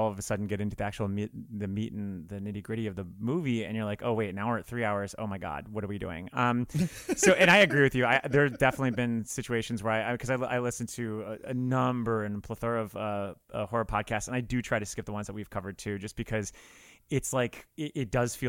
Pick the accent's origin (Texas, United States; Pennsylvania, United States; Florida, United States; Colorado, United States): Florida, United States; South; So I'm from South Florida, and I am, I'm 36 this year. So I was about 14 years old when this movie came out.